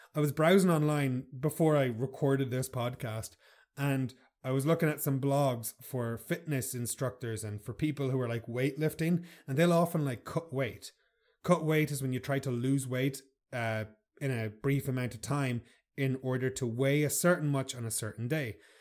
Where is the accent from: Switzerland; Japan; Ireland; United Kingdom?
Ireland; I'm Irish